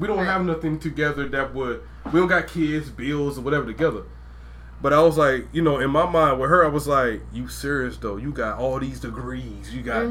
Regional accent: Georgia, United States; I'm from Georgia, though.

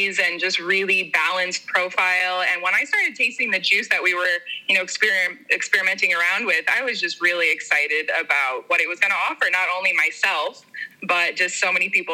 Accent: Boulder, Colorado, United States; growing up in Boulder, a very health-focused town

